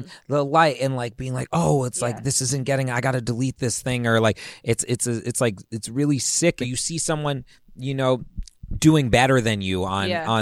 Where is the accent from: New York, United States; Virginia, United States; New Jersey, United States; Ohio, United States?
Virginia, United States; moved away; where I grew up in Virginia